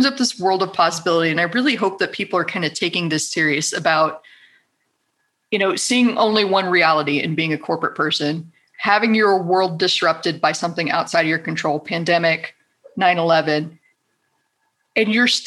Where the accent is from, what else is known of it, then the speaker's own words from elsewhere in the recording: South Texas, United States; moved away as an adult; also born or lived in Los Angeles; I grew up in South Texas